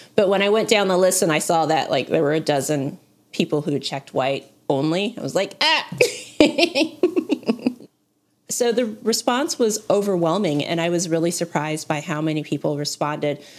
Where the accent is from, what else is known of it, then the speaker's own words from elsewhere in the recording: United States; I say this as an American